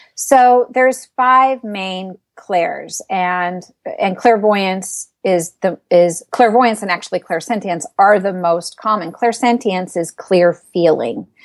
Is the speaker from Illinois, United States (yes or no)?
no; Arizona, United States; also born or lived in Southern California; now in Northern California, United States; I'm from Arizona